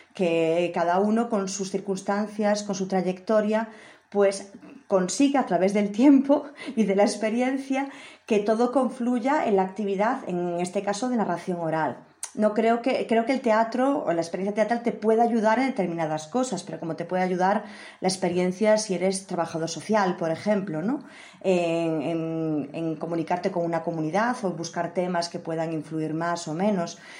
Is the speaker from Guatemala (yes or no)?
no; Maniños, Galicia, Spain; also born or lived in Santiago de Compostela; yo nací, como tú dices, en Maniños, que es un lugar pequeñito, así en el norte de Galicia, y fui a estudiar eh, filología a Santiago de Compostela